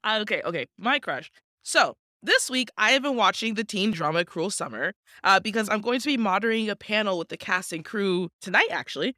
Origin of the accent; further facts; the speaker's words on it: Washington, United States; born and raised in Washington State